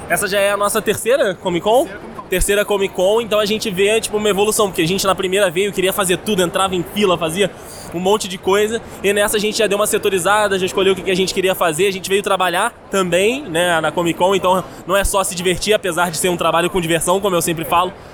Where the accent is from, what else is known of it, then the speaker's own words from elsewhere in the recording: Petrópolis, Rio de Janeiro, Brazil; eu sou de Petrópolis